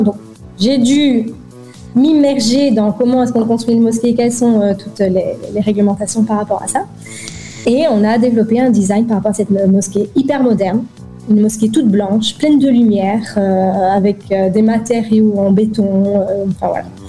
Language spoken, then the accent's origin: French; Belgium; moved away as an adult; also born or lived in Dubai, United Arab Emirates; quand on a quitté la Belgique et qu'on s'est installé à Dubaï